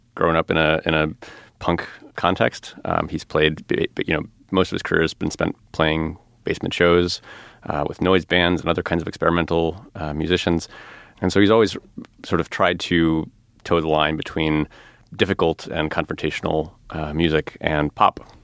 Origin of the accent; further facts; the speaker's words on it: outside of Chicago, Illinois, United States; I grew up outside of Chicago